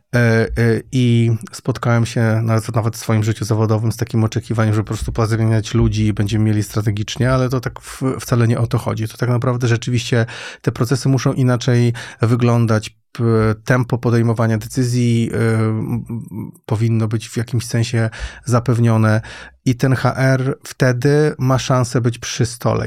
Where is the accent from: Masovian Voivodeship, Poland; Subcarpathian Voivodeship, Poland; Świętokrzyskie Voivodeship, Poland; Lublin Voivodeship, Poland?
Świętokrzyskie Voivodeship, Poland; moved away as an adult; also born or lived in Łódź; Ja nie pochodzę z Łodzi, pochodzę ze Świętokrzyskiego, ale w Łodzi studiowałem